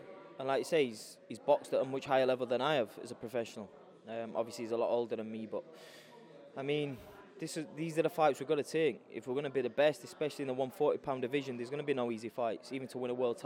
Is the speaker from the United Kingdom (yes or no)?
yes; Sheffield, Yorkshire and the Humber, United Kingdom; I'm in my hometown